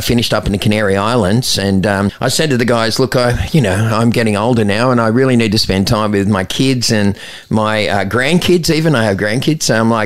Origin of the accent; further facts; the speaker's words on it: Sydney, New South Wales, Australia; now in Newcastle, Australia; when I grew up in Maroubra, I played in a punk band